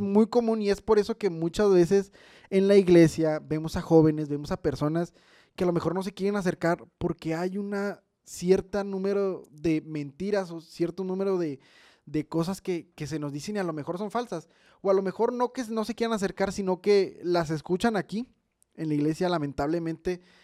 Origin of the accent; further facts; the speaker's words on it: Mexico; como mexicanos